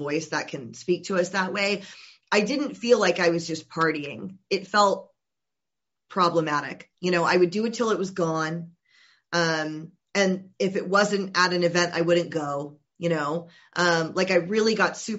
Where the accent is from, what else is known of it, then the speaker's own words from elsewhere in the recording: Georgia, United States; I'm originally from Georgia